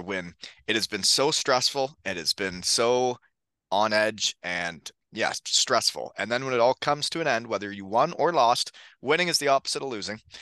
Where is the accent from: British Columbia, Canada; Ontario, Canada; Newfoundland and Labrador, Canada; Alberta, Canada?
Ontario, Canada; Elmira; where I played at in um, Elmira, my hometown.